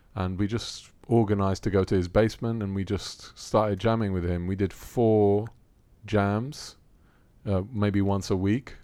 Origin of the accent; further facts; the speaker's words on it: Rome, Lazio, Italy; moved away as an adult; also born or lived in London, United Kingdom; now in Athens, Greece; I was born in Rome. Grew up in Rome.